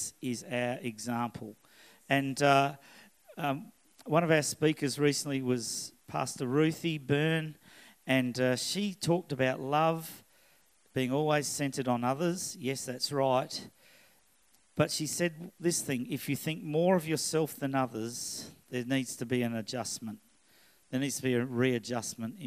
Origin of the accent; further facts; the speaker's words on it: Scotland, United Kingdom; now in Australia; I am Scottish